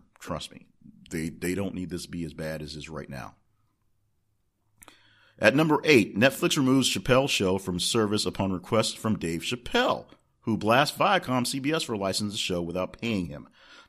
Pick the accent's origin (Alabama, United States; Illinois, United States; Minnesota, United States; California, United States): Alabama, United States; born there; now in Arkansas, United States; because I was born in Alabama, so that's something I look forward